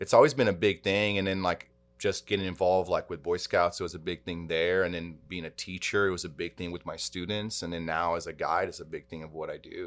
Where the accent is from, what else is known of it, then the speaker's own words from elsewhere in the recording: Texas, United States; growing up in Texas